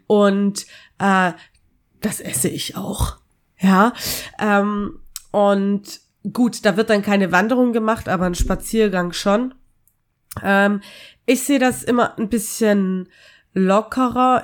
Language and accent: German; Austria; in meiner Kindheit in Österreich